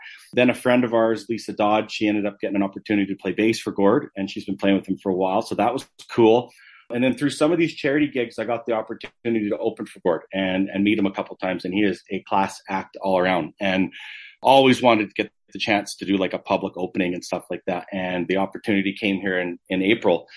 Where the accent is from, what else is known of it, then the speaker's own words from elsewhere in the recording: Calgary, Alberta, Canada; I obviously born and raised in Calgary.